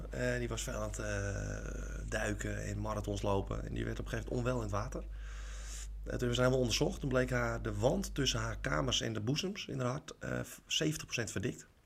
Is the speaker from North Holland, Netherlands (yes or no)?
yes; Alkmaar, North Holland, Netherlands; ik kom uit Alkmaar zelf. Dus ik heb in de jeugd Alkmaarse Boys heb ik gespeeld.